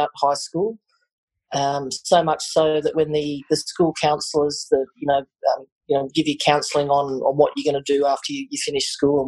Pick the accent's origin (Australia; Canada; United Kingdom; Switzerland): Australia; Queensland; crossing the border to live in Queensland as a Queenslander. We ended up in Brisbane. Spent a few years in Brisbane.